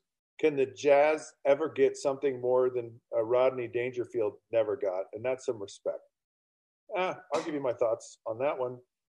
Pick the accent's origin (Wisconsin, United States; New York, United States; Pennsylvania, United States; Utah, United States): Utah, United States; I grew up in Utah County in the state of Utah, 15 minutes from Brigham Young University in the 1980s.